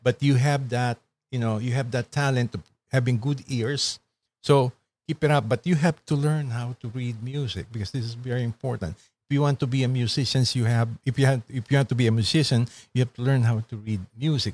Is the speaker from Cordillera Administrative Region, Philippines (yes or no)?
no; Kawit, Calabarzon, Philippines; now in United States; I grew up in Cavite